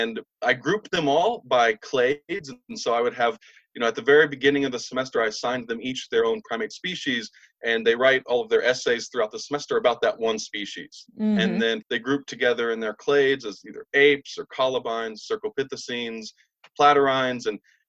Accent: Southern Illinois, United States; moved away; I'm from Southern Illinois originally

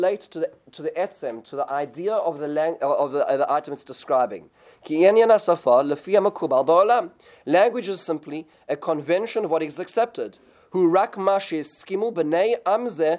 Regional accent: South Africa; when I grew up in South Africa

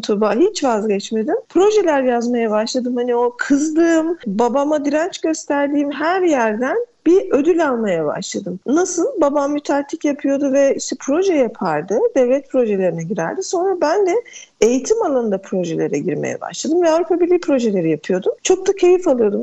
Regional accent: Edirne, Turkey; Edirne'de yaşıyorum. Edirneliyim

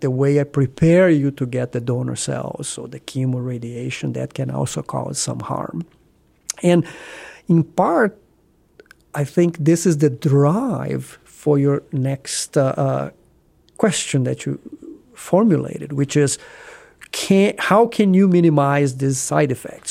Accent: small town Brazil, between Rio and São Paulo, Southeast Brazil, Brazil; English is a second language; moved away as an adult; also born or lived in Rio de Janeiro, Brazil / Houston, Texas, United States; now in Columbus, United States; I was born in Br-, small town Brazil, you know, somewhere in, if you look at the map, between Rio and São Paulo, southeast Brazil. And I went to medical school in Rio

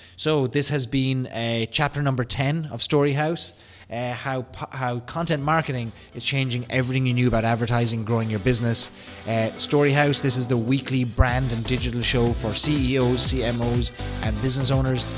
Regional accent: Ireland; accent: Irish; my Irish accent

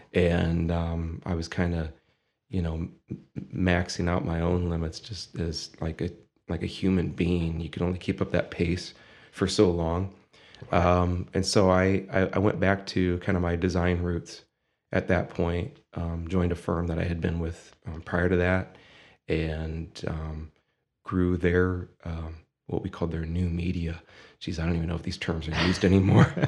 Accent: Findlay, Ohio, United States; moved away as an adult; also born or lived in Bowling Green, Ohio; now in Toledo, United States; Born and raised in Findlay

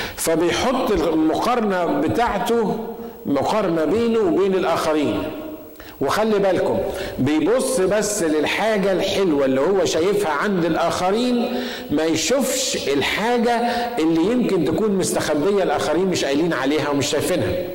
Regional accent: Egypt; بنقول بالمصري

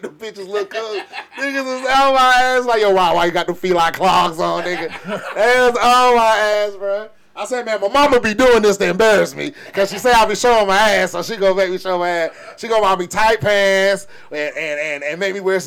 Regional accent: Atlanta, Georgia, United States; moved away; also born or lived in Alabama; I'm from Atlanta

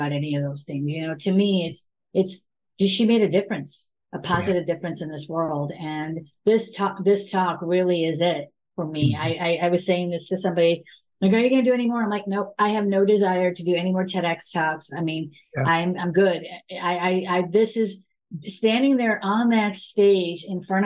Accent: United States; born or raised there

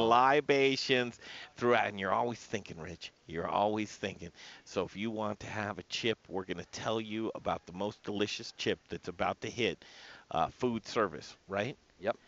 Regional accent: Denver, Colorado, United States; we grew up in Cherry Creek.

